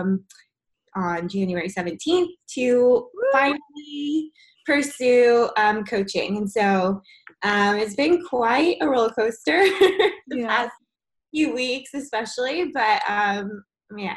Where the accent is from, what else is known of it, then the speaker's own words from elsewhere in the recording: Georgia, United States; I grew up in Georgia